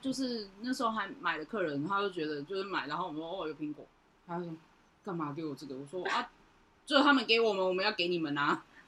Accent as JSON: {"language": "Chinese", "region": "Changhua County", "country": "Taiwan", "tie": "born or raised there", "said": "我们从小就是在书店长大"}